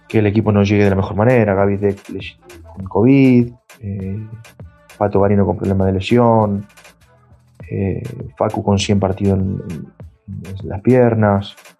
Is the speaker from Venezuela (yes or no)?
no; Argentina; siendo argentino